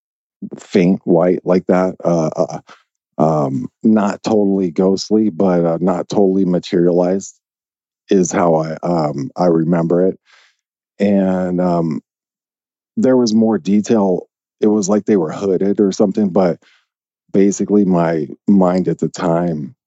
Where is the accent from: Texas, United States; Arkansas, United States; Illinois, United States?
Arkansas, United States; Little Rock; I was born in Little Rock, Arkansas. And if anyone knows anything about Little Rock, you know, I lived in West Little Rock.